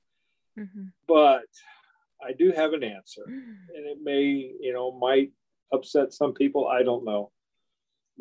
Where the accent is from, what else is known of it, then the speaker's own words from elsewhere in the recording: Midwest, United States; moved away as an adult; now in California, United States; I grew up on the Midwest.